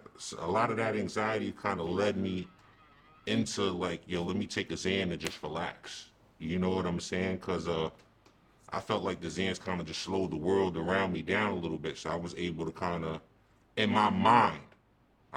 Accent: East Coast, United States; I'm from the East Coast.

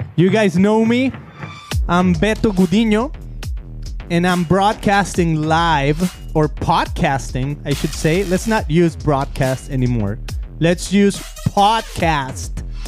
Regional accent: Mexico; moved away; being a Christian growing up in Mexico

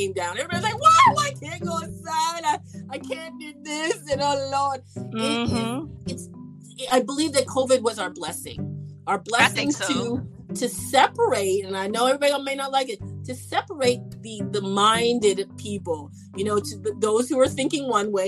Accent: Canada; And I'm from Canada

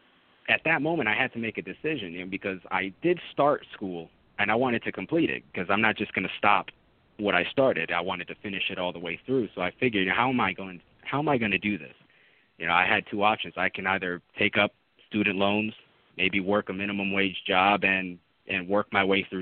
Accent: Orlando, Florida, United States; also born or lived in Jacksonville / Puerto Rico; I grew up in Orlando, moved to Jacksonville to study chemistry

